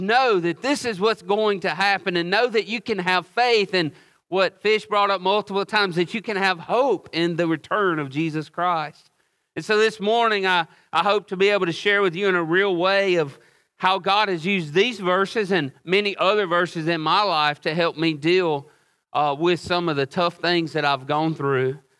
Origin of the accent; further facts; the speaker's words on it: Oxford, United States; also born or lived in Hawaii; I was born and raised here in Oxford